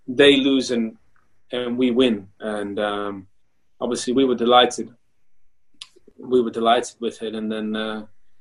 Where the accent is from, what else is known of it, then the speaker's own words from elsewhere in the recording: Canada; moved away; also born or lived in Germany / United Kingdom; my body took me all the way from Canada to Germany to the UK to play for England, even though I was born in Canada